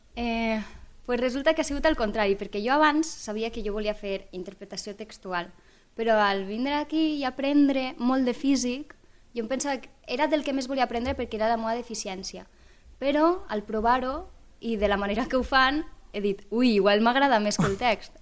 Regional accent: Benissa, Valencian Community, Spain; moved away as an adult; now in Lleida, Spain; jo vinc d'Alacant, d'un poble d'Alacant, Benissa concretament

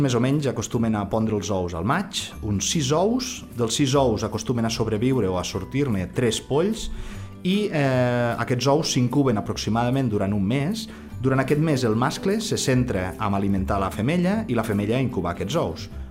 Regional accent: Maials, Catalonia, Spain; jo eh, sóc de Maials i tinc just eh, la casa, la tinc al cantó del campanar

